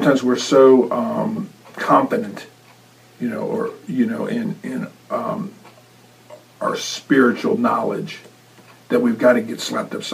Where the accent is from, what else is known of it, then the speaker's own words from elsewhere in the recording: United States; I was born in the West, in the United States, where it's so free